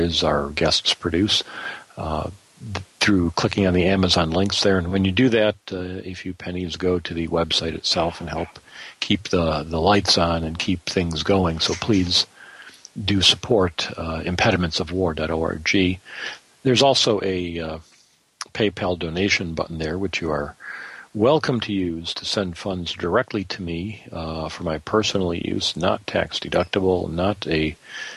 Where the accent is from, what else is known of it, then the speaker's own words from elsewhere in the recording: Michigan, United States; moved away as an adult; now in Greenville, United States; I'm not from here. I'm from Michigan originally